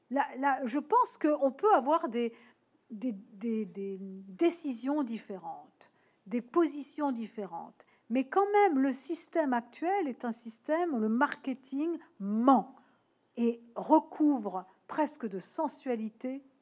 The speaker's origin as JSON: {"language": "French", "region": "Nouvelle-Aquitaine", "country": "France", "tie": "born there", "said": "moi je suis née en Charente, hein, donc évidemment, euh, Dordogne, c'est pas loin."}